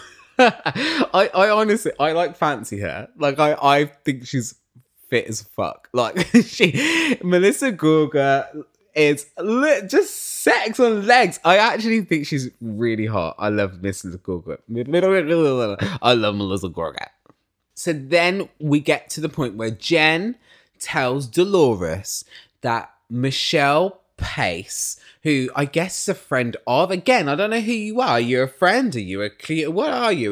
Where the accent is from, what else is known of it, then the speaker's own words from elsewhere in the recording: United Kingdom; I'm British.